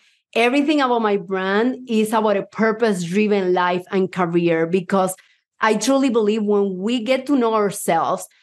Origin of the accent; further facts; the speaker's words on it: Puerto Rico; accent: Puerto Rican; English is a second language; also born or lived in Havana, Cuba; now in United States; I was born in Havana, Cuba, even though I would be lying if I say my accent is Cuban, because my accent is Puerto Rican. I lived 12 years in Puerto Rico.